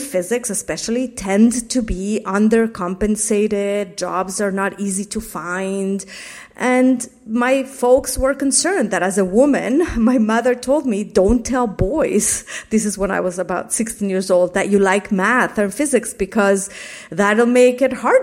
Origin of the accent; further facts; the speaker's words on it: Mexico City, Mexico; moved away; I grew up in a very conservative community in Mexico City